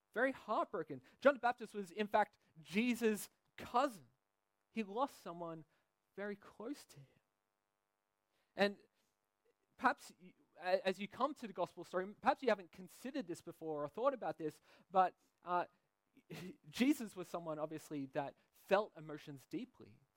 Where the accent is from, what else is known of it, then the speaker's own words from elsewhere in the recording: Sydney, New South Wales, Australia; now in Belgium; I'm from Sydney, Australia